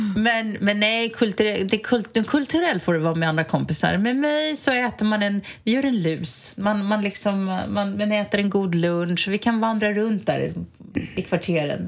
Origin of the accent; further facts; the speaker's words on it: Stockholm, Stockholm County, Sweden; Jag är ju stockholmare i, i benmärgen